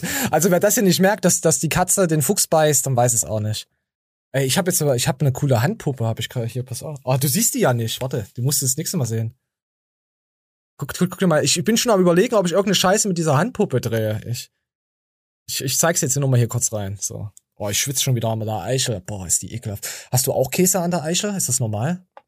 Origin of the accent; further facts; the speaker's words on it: Erfurt, Thuringia, Germany; bei uns in Erfurt